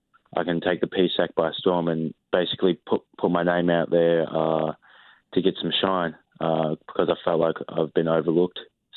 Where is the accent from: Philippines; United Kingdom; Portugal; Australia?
Australia; moved away as an adult; now in United States; Yeah, I go back to Australia every year because I'm from Australia, obviously. So every summer I go back.